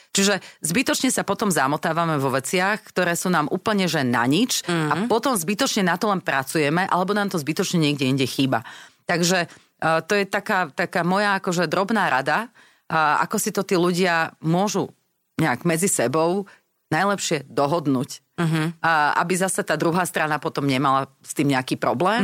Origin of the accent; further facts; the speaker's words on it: Slovakia; sme zase Slováci